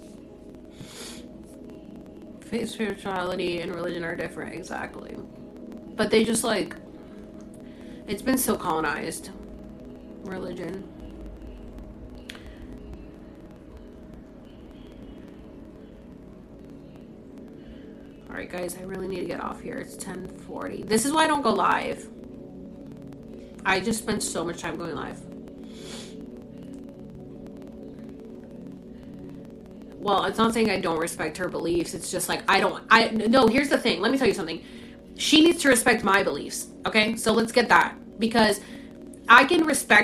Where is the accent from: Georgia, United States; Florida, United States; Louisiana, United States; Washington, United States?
Florida, United States; Orlando; born or raised there; accent: Puerto Rican; moved away as an adult; also born or lived in Puerto Rico; now in California, United States